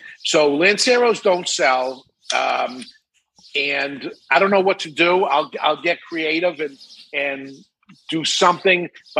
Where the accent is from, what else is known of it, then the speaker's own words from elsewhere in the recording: Massachusetts, United States; because I came from Massachusetts before in a different state and moved up here.